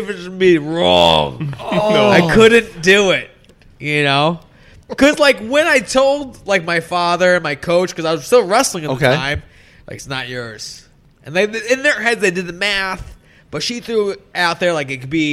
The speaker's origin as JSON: {"language": "English", "region": "upstate New York", "country": "United States", "moved": "yes", "lives_now": "Long Island, United States", "said": "I'm originally from upstate New York"}